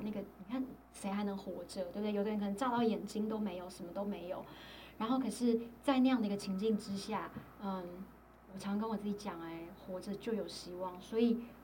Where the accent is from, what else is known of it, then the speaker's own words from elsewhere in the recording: Taiwan; moved away; 我觉得台湾一直都是我的家乡